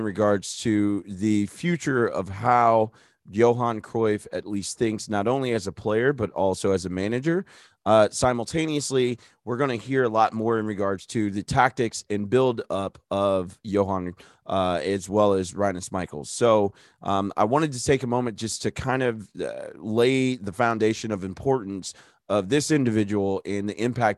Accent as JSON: {"language": "English", "country": "United States", "said": "me being an American"}